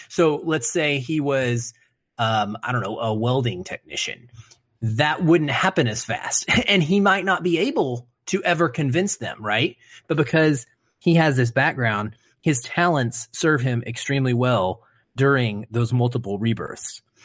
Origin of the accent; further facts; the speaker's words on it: Arkansas, United States; moved away; having lived in the South, right, being from Arkansas